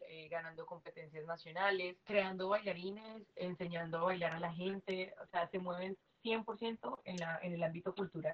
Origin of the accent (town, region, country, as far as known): Colombia; moved away as an adult; also born or lived in China; now in United States